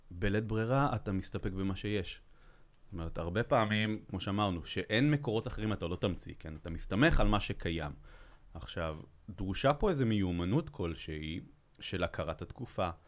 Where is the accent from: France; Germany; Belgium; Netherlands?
Belgium; moved away; אני מבלגיה בכלל